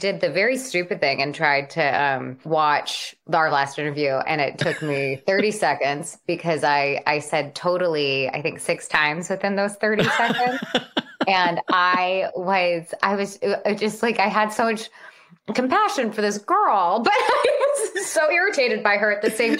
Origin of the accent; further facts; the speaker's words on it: Los Angeles, California, United States; Yes, I was born and raised in the Valley. I was raised everywhere in the Valley. We covered quite a span of the San Fernando Valley in Los Angeles.